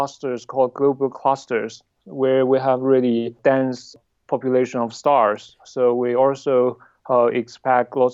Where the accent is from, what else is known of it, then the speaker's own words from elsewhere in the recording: Southwest China, China; moved away; And so I was born in Southwest China. I grew up mainly in the city